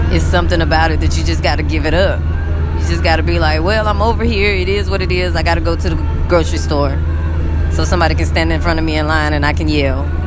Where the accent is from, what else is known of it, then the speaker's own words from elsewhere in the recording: United States; moved away as an adult; now in Egypt; it's very hard to function over here financially as an American.